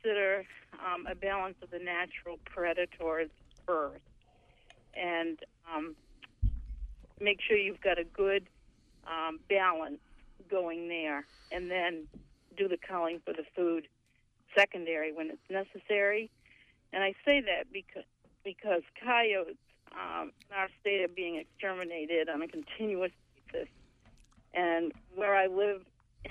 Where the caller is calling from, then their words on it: Spruce Head, Maine, United States; I'm calling from Spruce Head